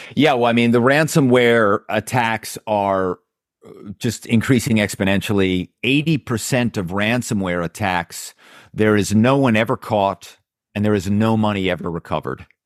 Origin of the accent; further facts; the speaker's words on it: Philadelphia, Pennsylvania, United States; my hometown is Philadelphia